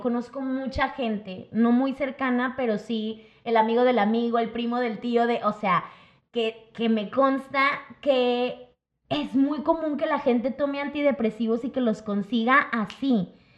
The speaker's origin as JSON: {"language": "Spanish", "country": "Mexico", "said": "somos como mexicanos para todos"}